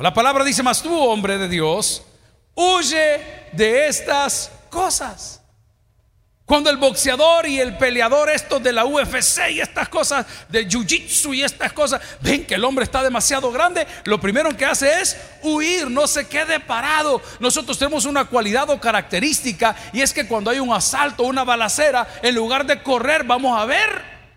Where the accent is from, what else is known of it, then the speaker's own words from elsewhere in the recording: El Salvador; como buenos salvadoreños